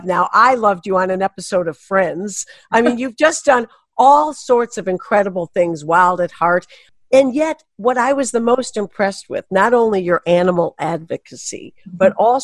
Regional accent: Michigan, United States; I'm from Michigan, not France

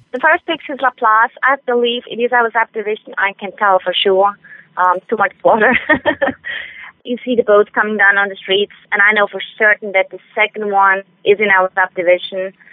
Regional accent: Switzerland; English is a second language; moved away as an adult; now in United States; I am from Switzerland. I was born and raised in Switzerland.

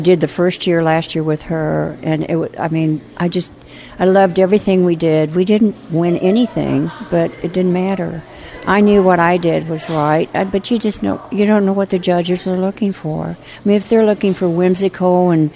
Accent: Illinois, United States; I grew up in Illinois on a farm

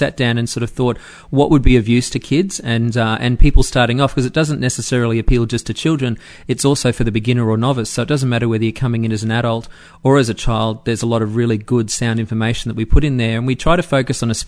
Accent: Brisbane, Queensland, Australia; my hometown of Brisbane

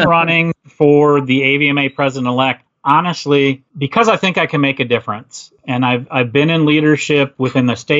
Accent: Wisconsin, United States; I am from Wisconsin. So if you're using that phrase, I was born and bred, raised in Wisconsin

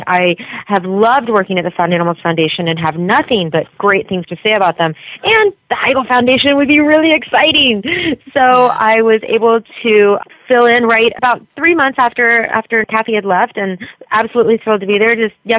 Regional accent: North Carolina, United States; moved away as an adult; now in California, United States; No, actually, I'm from North Carolina, and I came out here when I got married

